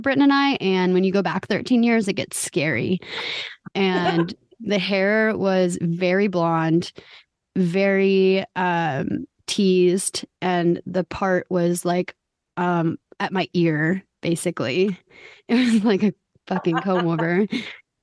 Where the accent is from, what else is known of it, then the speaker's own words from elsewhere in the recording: Olathe, Kansas, United States; I'm from Olathe